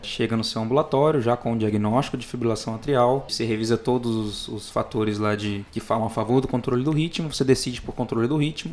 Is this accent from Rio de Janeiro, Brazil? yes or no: no; Guajará-Mirim, Rondônia, Brazil; moved away; also born or lived in Macaé; pessoal lá da minha terra, o pessoal de Rondônia, principalmente Guajaramirim